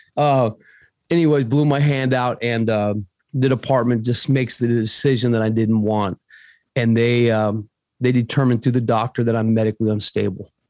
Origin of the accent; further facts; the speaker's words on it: Arizona, United States; also born or lived in Paraguay; I'm from Arizona, right here, bro, born and bred.